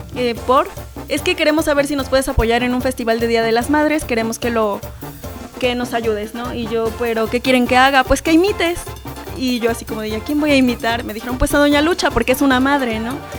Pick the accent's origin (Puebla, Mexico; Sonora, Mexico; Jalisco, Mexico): Puebla, Mexico; Zacapoaxtla; soy de la sierra, soy Zacapuaxteca